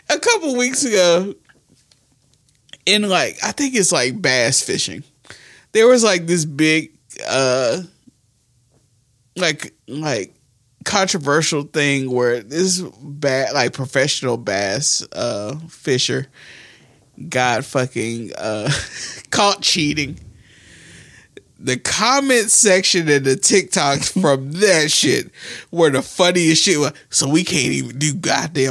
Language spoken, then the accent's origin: English; New Market, Alabama, United States; We grew up in Newmarket, Alabama